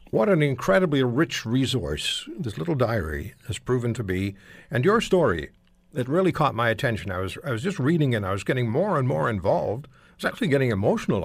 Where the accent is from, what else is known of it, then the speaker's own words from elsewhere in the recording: Montreal, Quebec, Canada; I grew up in Montreal